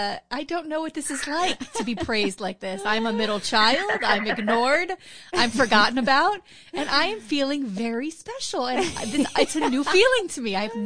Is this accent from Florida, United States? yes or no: yes; Fort Lauderdale, Florida, United States; we moved here when I was two, so I basically say I'm from Fort Lauderdale.